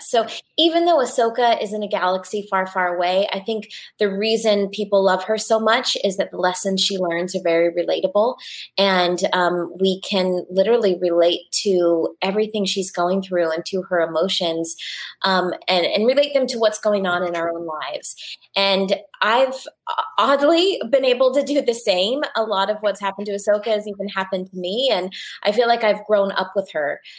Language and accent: English; Orlando, Florida, United States; moved away; also born or lived in Los Angeles; I grew up in Orlando, Florida